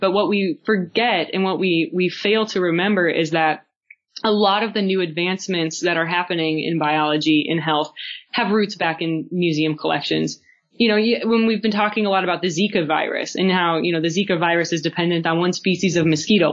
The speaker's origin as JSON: {"language": "English", "country": "United States", "tie": "born or raised there", "also_born_or_lived": "South Dakota / Montana", "moved": "yes", "said": "a rather sheltered naive kid growing up in South Dakota and Montana"}